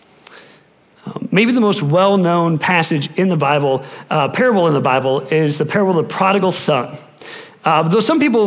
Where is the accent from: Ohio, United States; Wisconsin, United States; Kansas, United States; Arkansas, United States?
Wisconsin, United States; moved away; I'm from Wisconsin